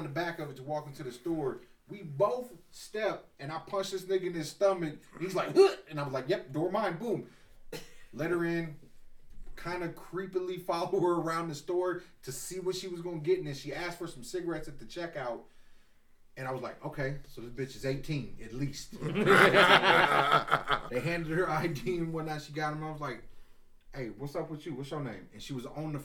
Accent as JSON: {"language": "English", "region": "the South", "country": "United States", "said": "I'm from the South"}